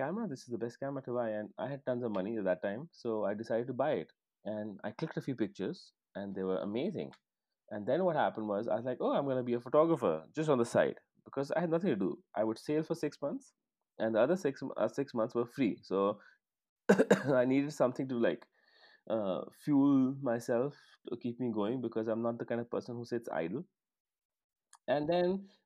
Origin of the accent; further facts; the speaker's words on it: Chandigarh, India; when I was growing up in Chandigarh